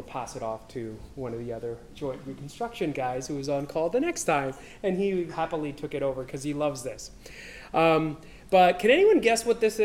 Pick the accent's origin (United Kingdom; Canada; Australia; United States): Canada; I am from Canada